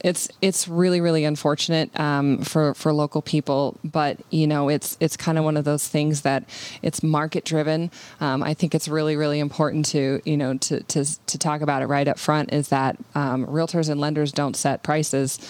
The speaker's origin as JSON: {"language": "English", "region": "Montana", "country": "United States", "tie": "born or raised there", "said": "I was born in Montana"}